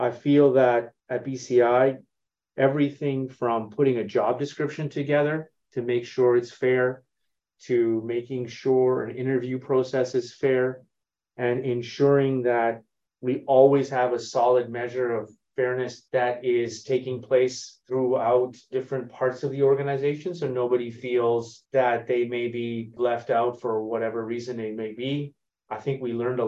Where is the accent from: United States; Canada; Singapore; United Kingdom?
Canada; Toronto, Ontario; moved away as an adult; I'm originally from Toronto, born and raised, and have spent about 20 years outside of Canada, living in multiple countries